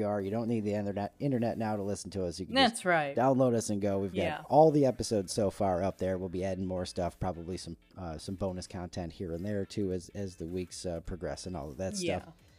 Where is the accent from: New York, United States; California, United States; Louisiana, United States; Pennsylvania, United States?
New York, United States; moved away; we're going to my home state.